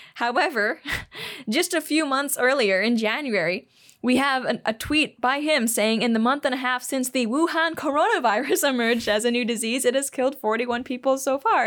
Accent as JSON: {"language": "English", "country": "Hong Kong", "tie": "born or raised there", "also_born_or_lived": "Shanghai, China", "moved": "yes", "said": "I grew up in Hong Kong"}